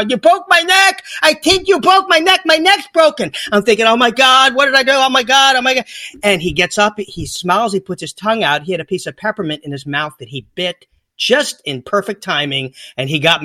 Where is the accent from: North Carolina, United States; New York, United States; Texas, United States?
North Carolina, United States; I'm from North Carolina, which is where Mayberry, you know, that's Andy Griffith's state